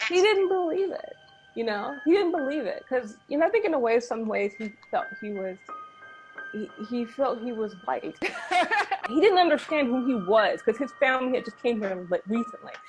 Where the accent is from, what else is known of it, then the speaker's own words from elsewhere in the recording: Los Angeles, California, United States; also born or lived in England; I grew up in Hollywood. I was raised in England, but I grew up in, in Hollywood.